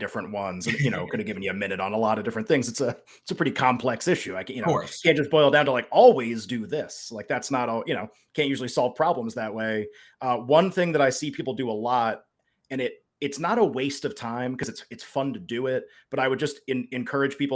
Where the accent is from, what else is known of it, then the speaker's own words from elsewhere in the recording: Northeast, United States; I grew up in the Northeast